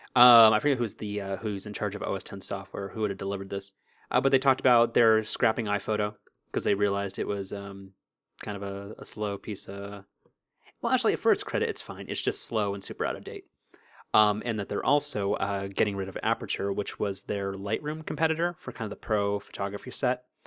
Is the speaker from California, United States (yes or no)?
yes; Southern California, United States; we're from Southern California